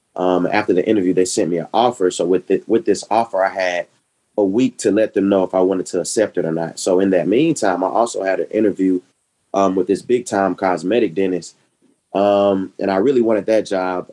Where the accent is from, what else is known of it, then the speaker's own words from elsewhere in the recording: Decatur, Georgia, United States; I am from Decatur, where it's greater.